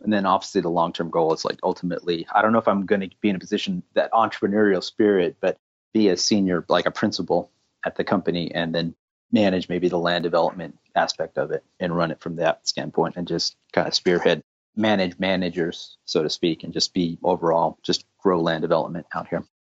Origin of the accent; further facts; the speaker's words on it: California, United States; I was originally born and raised in California